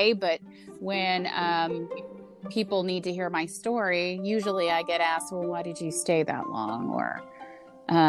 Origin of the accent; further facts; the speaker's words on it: Indiana, United States; I'm from Indiana